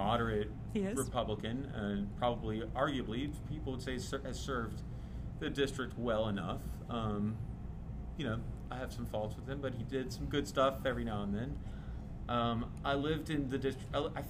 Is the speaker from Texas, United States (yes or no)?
no; Alexandria, Louisiana, United States; my hometown in Alexandria.